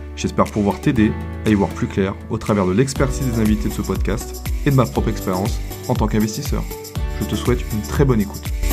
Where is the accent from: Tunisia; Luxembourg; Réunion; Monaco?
Réunion; La Possession; moved away as an adult; now in Mende, France; je, suis originaire de l'île de la Réunion, c'est là où j'ai grandi et que j'ai fait mes études